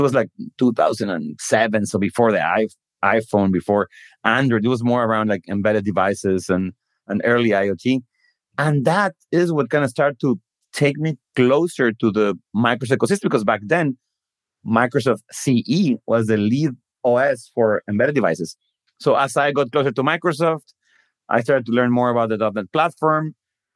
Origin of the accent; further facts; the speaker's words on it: Guadalajara, Jalisco, Mexico; moved away as an adult; also born or lived in Redmond, United States; I was born in Mexico, in Guadalajara. I grew up there, went to school there